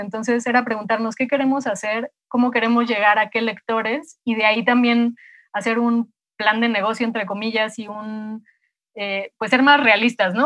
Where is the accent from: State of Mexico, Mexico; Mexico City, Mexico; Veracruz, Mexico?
Mexico City, Mexico; also born or lived in Morelia; nací en, en Morelia y me vine a los cinco años, cuatro o cinco años a vivir a la Ciudad de México, de donde son mis papás